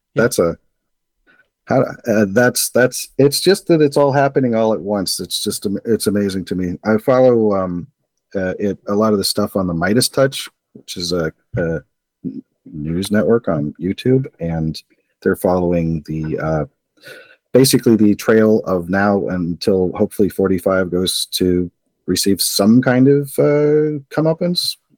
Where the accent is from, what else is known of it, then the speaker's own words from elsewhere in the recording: Arcata, California, United States; I'm from Arcata